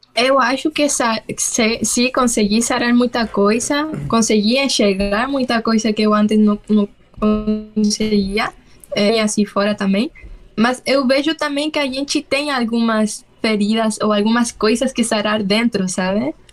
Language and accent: Portuguese; Santiago, Santiago Metropolitan Region, Chile; Portuguese is a second language; moved away as an adult; eu sou chilena, para quem não sabe. Eu é, morei quase toda a minha vida em Santiago, na capital